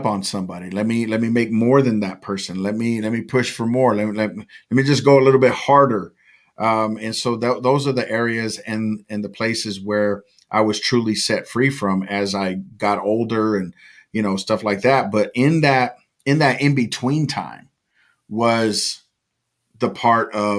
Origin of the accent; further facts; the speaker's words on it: California, United States; I was raised in California